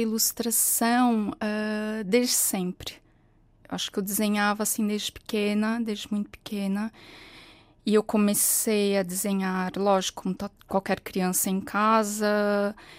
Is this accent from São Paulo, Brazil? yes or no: yes; São Paulo, Brazil; moved away as an adult; now in Portugal; Eu nasci e cresci em São Paulo, no Brasil.